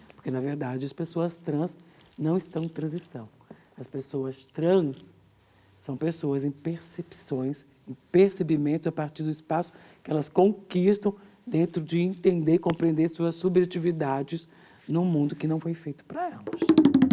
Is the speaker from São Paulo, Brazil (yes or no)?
yes; São Bernardo do Campo, São Paulo, Brazil; born or raised there; also born or lived in Minas Gerais